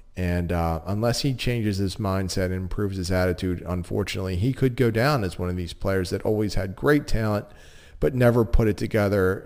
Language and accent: English; Philadelphia, Pennsylvania, United States; being from Philadelphia